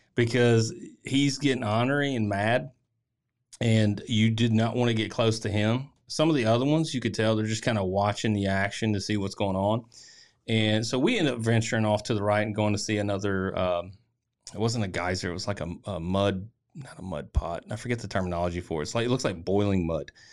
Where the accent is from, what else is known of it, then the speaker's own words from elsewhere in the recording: Tennessee, United States; I'm from Tennessee